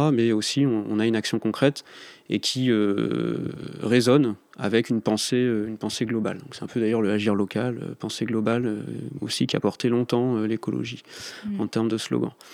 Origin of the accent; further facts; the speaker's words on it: the Nord, Hauts-de-France, France; moved away as an adult; also born or lived in Paris; je suis du Nord, donc euh, je quittais le Nord pour arriver à Paris.